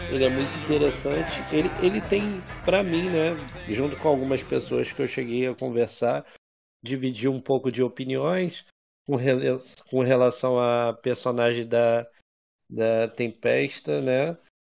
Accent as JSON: {"language": "Portuguese", "town": "São Gonçalo", "region": "Rio de Janeiro", "country": "Brazil", "said": "eu sou de São Gonçalo."}